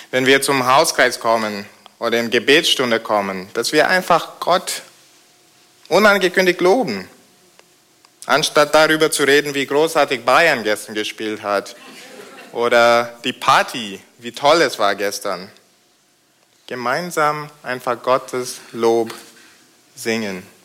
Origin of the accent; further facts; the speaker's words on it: United Kingdom; German is a second language; now in Germany; Da ihr in Deutschland kein Königshaus habt, äh, weiß es nicht, ob ihr Majestät und Pracht kennt. Ich komme aus Großbritannien. Man sieht doch, oder? Und, aber das stimmt. Und da haben wir das Königshaus.